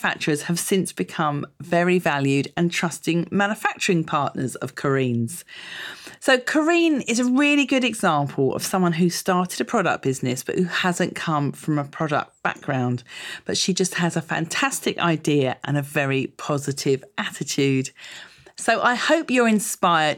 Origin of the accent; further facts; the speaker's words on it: London, United Kingdom; I'm from London